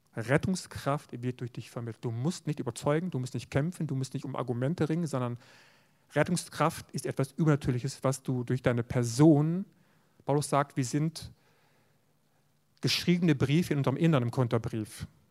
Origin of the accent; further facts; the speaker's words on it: West Germany, Germany; ich in einer Gemeinde aufgewachsen bin in Westdeutschland